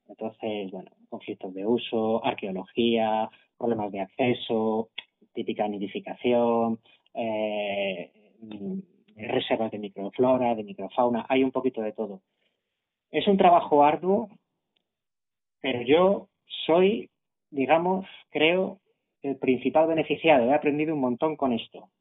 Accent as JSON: {"language": "Spanish", "town": "Madrid", "region": "Community of Madrid", "country": "Spain", "said": "Los que somos de Madrid"}